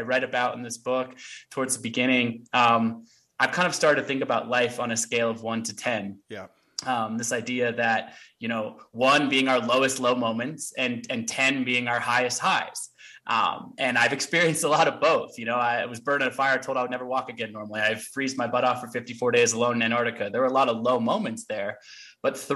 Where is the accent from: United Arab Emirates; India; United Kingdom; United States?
United States; Portland, Oregon; also born or lived in Olympia, Washington; I grew up in Portland, Oregon, but I was actually born on a hippie commune in Olympia, Washington